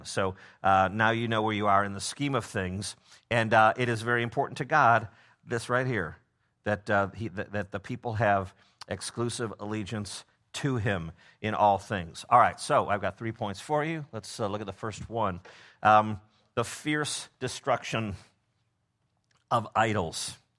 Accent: Memphis, Tennessee, United States

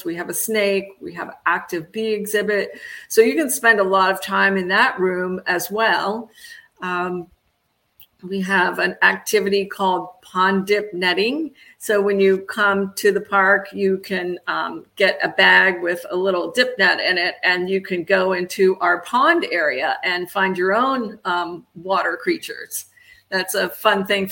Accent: Florida, United States; I grew up here in Florida

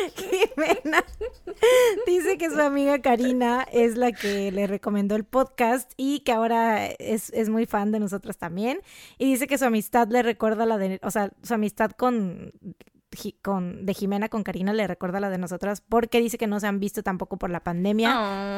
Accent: Jarocha, Veracruz, Mexico; somos jarochas

